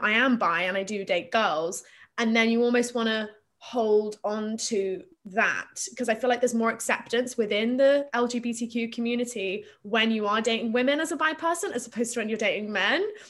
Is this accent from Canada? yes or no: no; Plymouth, South West England, United Kingdom; I grew up in Plymouth in Devon